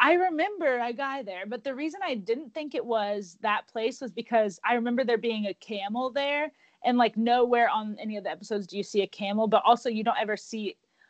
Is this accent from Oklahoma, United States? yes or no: yes; Oklahoma, United States; I grew up in Oklahoma, literally, since I was, like, one.